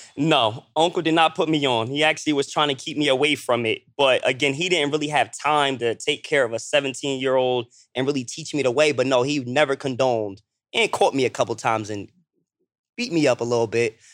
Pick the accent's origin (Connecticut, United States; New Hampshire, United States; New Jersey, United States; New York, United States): New Jersey, United States; Toms River; also born or lived in Lakewood, New Jersey; I'm from South Jersey. I'm from Tom's River, Lakewood, New Jersey